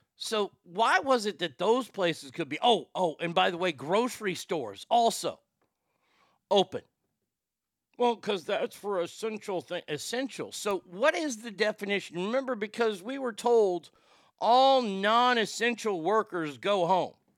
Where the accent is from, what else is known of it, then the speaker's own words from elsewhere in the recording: Dallas, Texas, United States; my hometown of Dallas, Texas